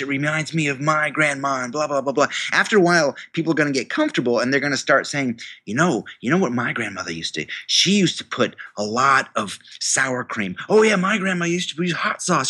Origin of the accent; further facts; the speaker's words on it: New York, United States; I went to the university in my hometown, um, the State University of New York